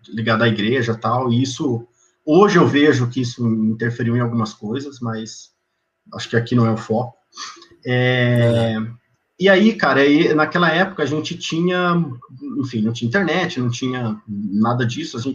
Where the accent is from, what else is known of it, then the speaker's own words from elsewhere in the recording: Presidente Prudente, São Paulo, Brazil; Cara, eu sou de Presidente Prudente, interiorzão de São Paulo. É uma cidade que na região ali, é importante, Ela tem 210, 215 mil habitantes